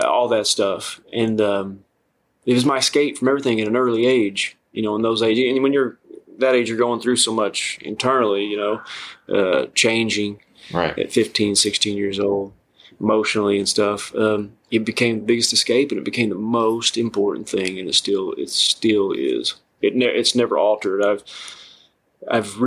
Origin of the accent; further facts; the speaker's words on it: Kentucky, United States; now in New York, United States; I grew up down there.